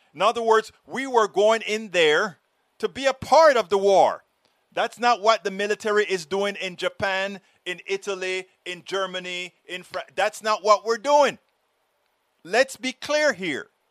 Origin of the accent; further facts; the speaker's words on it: Panama; moved away; I'm from Panama